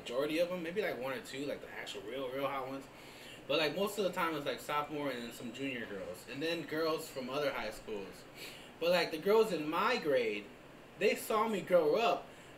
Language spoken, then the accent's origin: English; Davenport, Iowa, United States; I grew up in Iowa, so it was a small city that I lived in, Davenport, Iowa